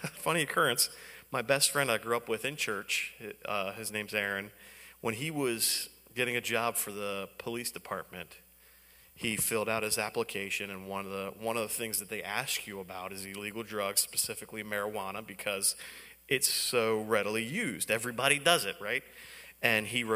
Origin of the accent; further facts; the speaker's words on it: Baltimore, Maryland, United States; I'm from Baltimore. That's where I grew up, in Baltimore